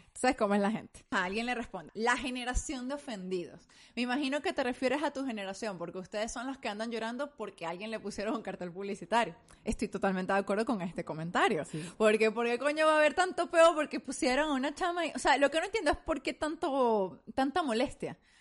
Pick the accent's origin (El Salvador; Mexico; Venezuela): Venezuela; moved away; nosotros como venezolanos venimos de un país bien homofóbico.